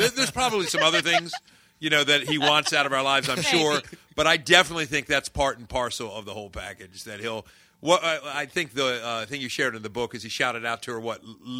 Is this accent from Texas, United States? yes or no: no; Parkville, Maryland, United States; growing up in Parkville, Maryland, not terribly far away from where you are now